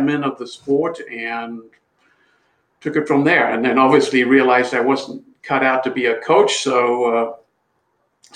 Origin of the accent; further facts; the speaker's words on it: South Africa; now in United States; I'm from South Africa, and we played a little bit of soccer, but just recreationally in South Africa.